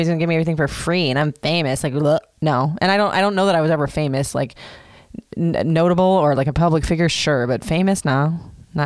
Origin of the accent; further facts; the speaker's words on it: Florida, United States; I grew up in Florida